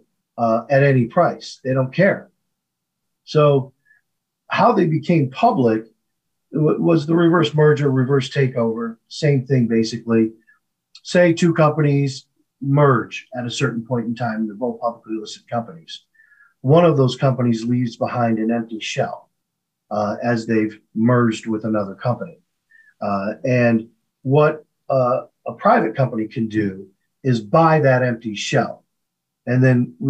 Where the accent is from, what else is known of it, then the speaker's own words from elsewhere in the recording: Flint, Michigan, United States; growing up in Flint, Michigan